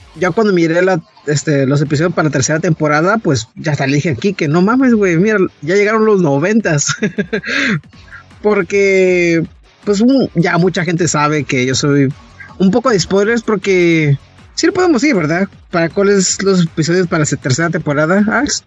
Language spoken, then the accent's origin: Spanish; northern border, Mexico; moved away; yo crecí en la frontera